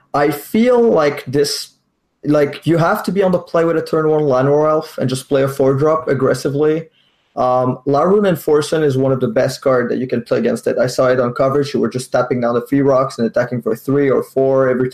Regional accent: Quebec City, Quebec, Canada; I'm a Magic Grinder for Quebec City

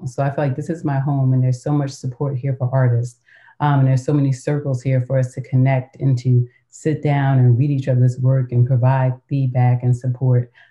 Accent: New York, United States; I grew up in New York, um, and so at a young age, I was kind of recruited to model

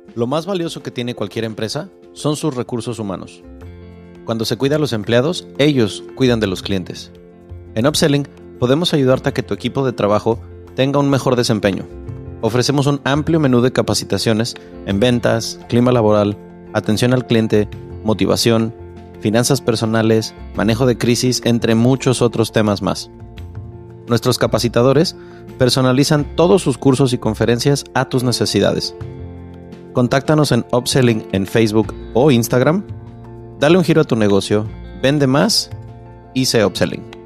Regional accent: Mexico

